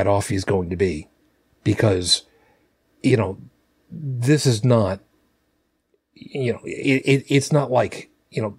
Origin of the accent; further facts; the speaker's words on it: New York City, New York, United States; I'm from Brooklyn